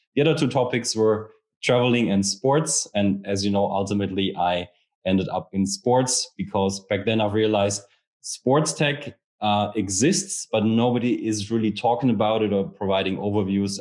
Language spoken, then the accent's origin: English; Rhineland, Germany; I'm from the Rhineland region in Germany